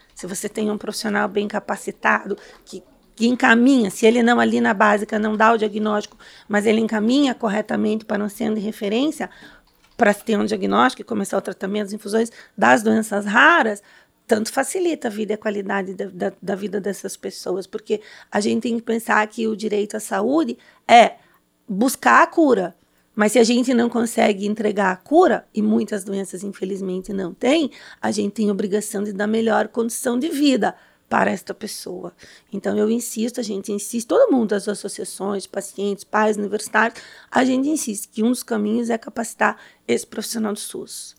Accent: São Paulo, Brazil; sou de São Paulo.

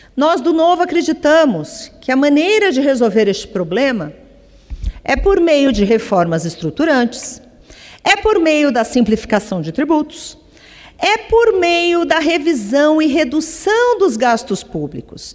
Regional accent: Brazil; Todos somos brasileiros

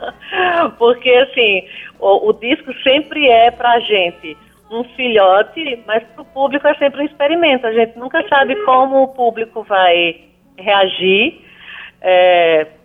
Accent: Paraíba, Brazil; Sou muito bem acolhida na minha terra, essa terra que é muito amada.

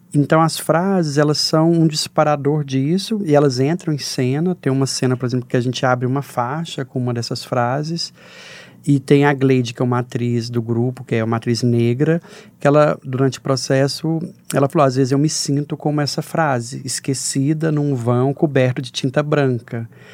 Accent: Jataí, Goiás, Brazil; de uma cidade de Jataí, no interior de Goiás, que pôde brincar na rua

